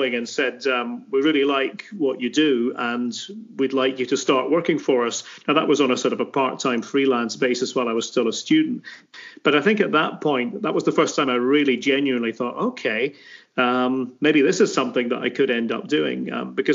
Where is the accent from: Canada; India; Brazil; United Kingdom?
United Kingdom; Aberdeen, Scotland; moved away as an adult; now in United States; I was born in Aberdeen in the city itself, and back in 1967